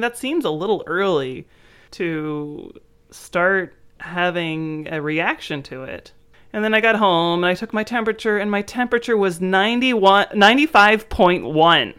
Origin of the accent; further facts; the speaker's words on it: United States; growing up in the United States